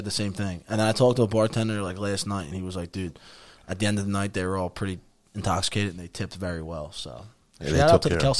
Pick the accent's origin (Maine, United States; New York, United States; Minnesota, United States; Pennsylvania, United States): Pennsylvania, United States; Philadelphia; I'm from Northeast Philly.